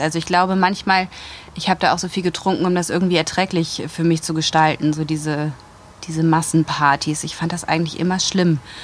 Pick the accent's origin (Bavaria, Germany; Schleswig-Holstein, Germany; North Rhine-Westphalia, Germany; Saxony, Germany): North Rhine-Westphalia, Germany; Wuppertal; moved away as an adult; also born or lived in Munich; now in Rosenheim, Germany; Ursprünglich komme ich aus Wuppertal